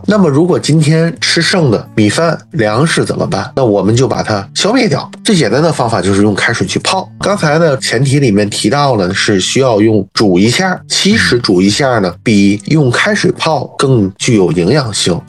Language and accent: Chinese; Tianjin, China; 我是天津人，我就说天津